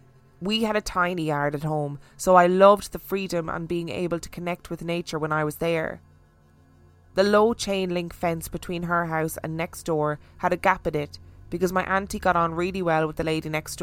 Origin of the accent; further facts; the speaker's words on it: London, United Kingdom; I grew up in South London and lived in a ground floor, creepy, drafty, Victorian rented maisonette.